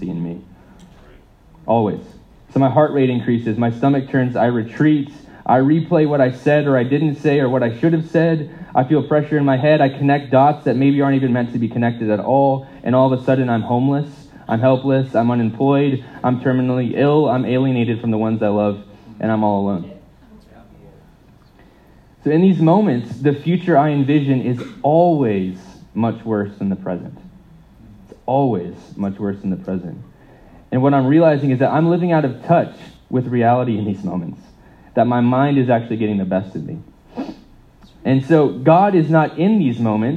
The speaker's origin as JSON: {"language": "English", "country": "United States", "moved": "yes", "said": "as an American"}